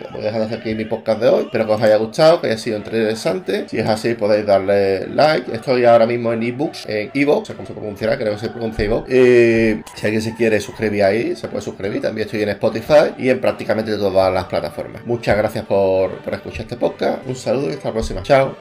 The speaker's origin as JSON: {"language": "Spanish", "country": "Spain", "said": "en mi país, España"}